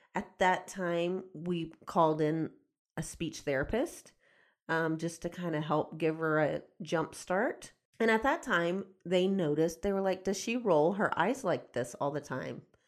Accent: Houston, Texas, United States; I grew up outside of Houston

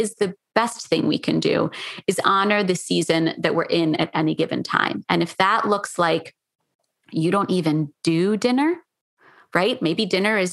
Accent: Philadelphia, Pennsylvania, United States; moved away; also born or lived in New York City; I grew up in Philadelphia

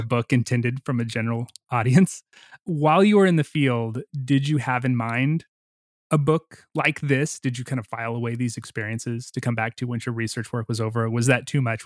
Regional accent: United States; I'm an American

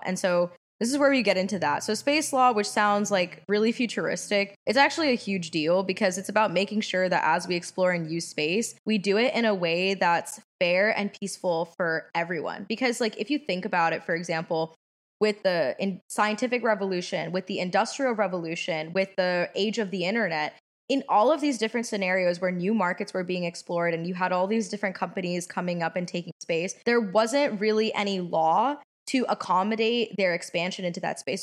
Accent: Washington, District of Columbia, United States; also born or lived in Los Angeles; I'm also from Washington, D C.

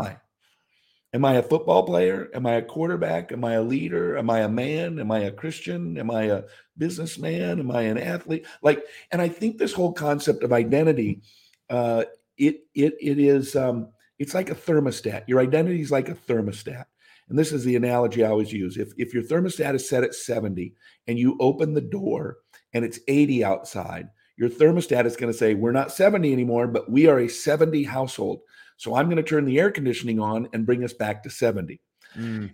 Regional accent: Seattle, Washington, United States; also born or lived in Mendham, New Jersey; I moved back to my hometown of Seattle and started a church

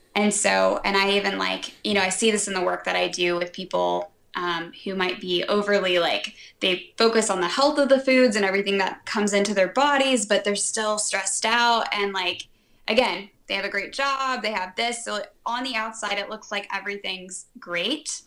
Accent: Atlanta, Georgia, United States; I grew up in Atlanta

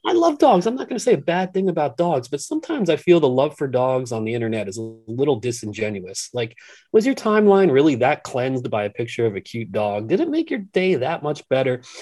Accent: Philadelphia area, Pennsylvania, United States; growing up in the Philadelphia area

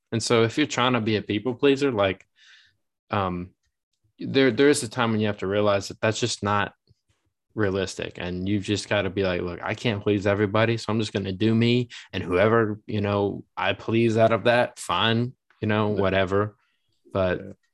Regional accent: Massachusetts, United States; moved away; I'm from Massachusetts

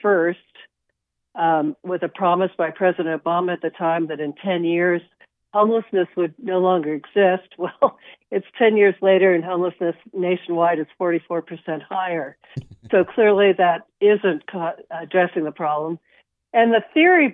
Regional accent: Wichita, Kansas, United States; now in San Francisco Bay Area, United States; I grew up in Wichita, but I've lived in the San Francisco Bay Area for the past 40 years

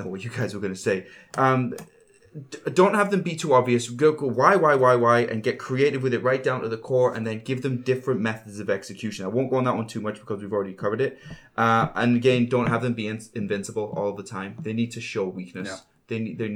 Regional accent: Northern Ireland, United Kingdom; I was born in Northern Ireland in the 80s

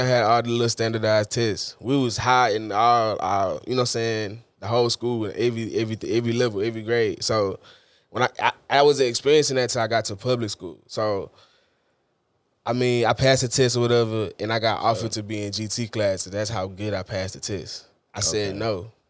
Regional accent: Houston, Texas, United States; I was born and raised in Houston.

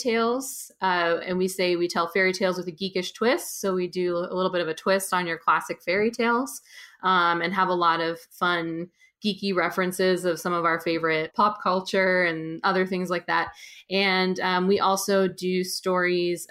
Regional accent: just outside of San Francisco, California, United States; now in Brooklyn, United States; I'm from California originally, just outside of San Francisco. And I live in Brooklyn, New York.

